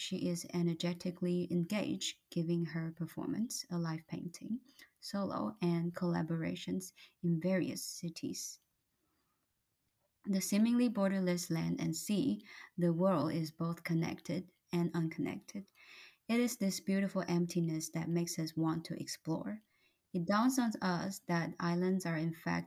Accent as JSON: {"language": "English", "country": "Taiwan", "tie": "born or raised there", "moved": "yes", "lives_now": "Canada", "said": "Growing up in Taiwan"}